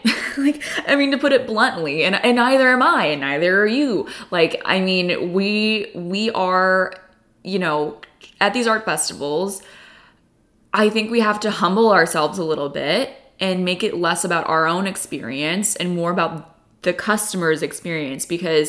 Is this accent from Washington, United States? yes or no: no; California, United States; I guess I love them because, you know, I grew up in California and I love like those warm tones.